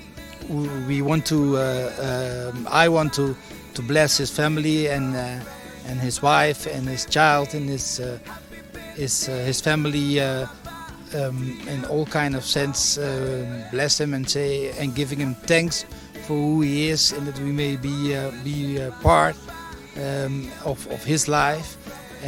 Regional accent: Curaçao; English is a second language; I'm from Curaçao.

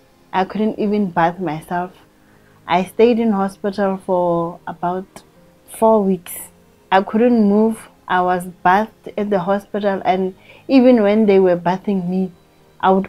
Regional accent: Rustenburg, North West, South Africa; now in Soshanguve, South Africa; I'm from Rustenburg originally, and I'm currently staying in Soshanguve.

